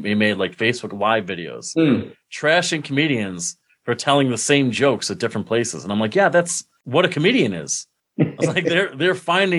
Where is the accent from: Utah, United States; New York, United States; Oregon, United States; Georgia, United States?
New York, United States; Binghamton; also born or lived in Mansfield, Pennsylvania; in my hometown newspaper in Binghamton